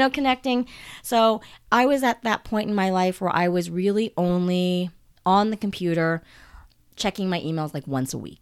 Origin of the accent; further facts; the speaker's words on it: United States; I'm Japanese American